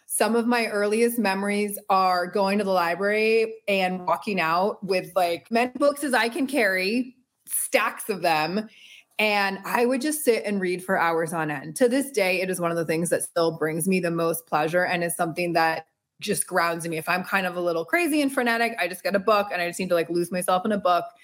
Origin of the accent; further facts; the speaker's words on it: Connecticut, United States; I am from Connecticut. I'm a proud Connecticutian definitely a proud New Englander and East Coaster, born and raised. And my mom's from London, my dad's from Boston.